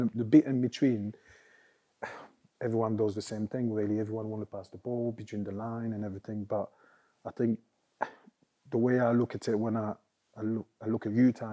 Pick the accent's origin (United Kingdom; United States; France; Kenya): France; moved away; also born or lived in Italy; growing up in France and the academy